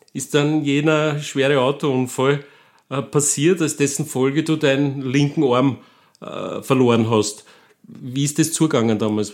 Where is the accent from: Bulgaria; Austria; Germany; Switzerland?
Austria; Gmünd, Lower Austria; Als Waldviertler aus Gmünd, wie ich es bin